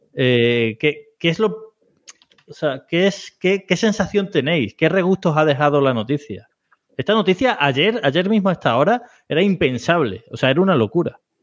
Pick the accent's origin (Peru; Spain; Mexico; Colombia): Spain; nosotros somos españoles